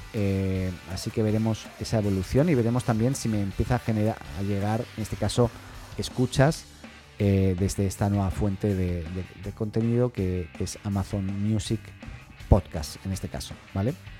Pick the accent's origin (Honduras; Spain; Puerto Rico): Spain; now in Chile; estoy en Chile, pero soy español